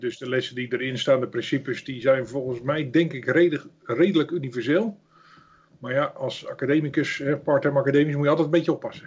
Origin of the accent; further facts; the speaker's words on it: Netherlands; Zeker als Hollanders